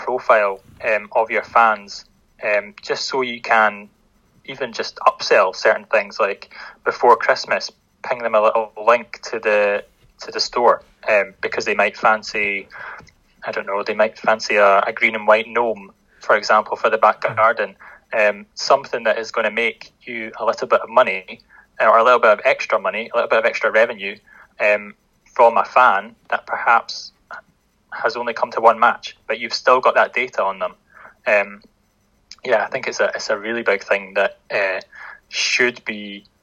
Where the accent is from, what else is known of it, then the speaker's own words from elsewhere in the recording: Linlithgow, Scotland, United Kingdom; I'm originally from Linlithgow, and obviously not having a professional team, and the closest one kind of being in West Lothian, Livingston. When I was growing up at primary school